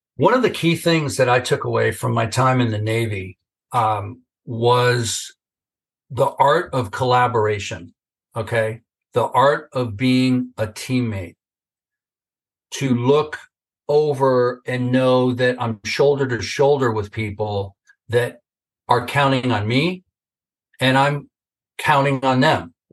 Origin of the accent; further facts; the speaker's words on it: Northern California, United States; I grew up in Northern California